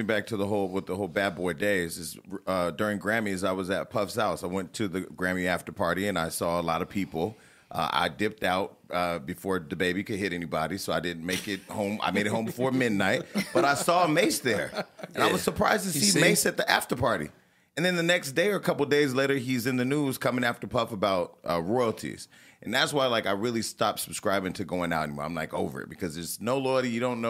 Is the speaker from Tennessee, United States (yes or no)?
no; California, United States; Bay Area. I would have ran that shit up